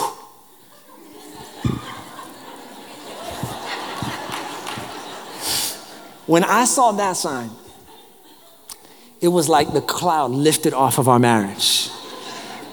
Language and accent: English; New York City, New York, United States; moved away; I grew up in New York. So, you know, I grew up in the public transportation system